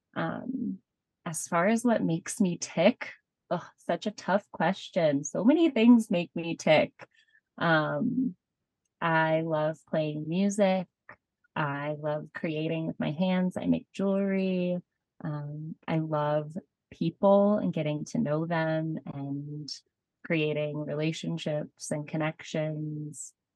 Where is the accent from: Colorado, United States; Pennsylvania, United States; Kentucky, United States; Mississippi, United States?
Colorado, United States; Boulder; moved away as an adult; I grew up in Boulder, Colorado, which is a wonderful place to be from.